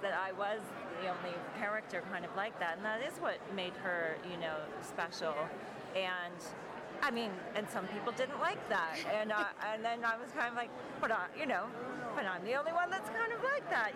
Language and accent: English; Toronto, Ontario, Canada; my hometown, Toronto